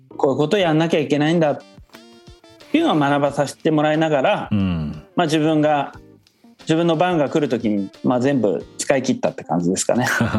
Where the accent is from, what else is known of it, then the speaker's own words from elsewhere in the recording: Kyushu, Fukuoka, Japan; moved away as an adult; also born or lived in Tokyo; now in Nice, France; 僕自身はあの九州福岡出身だから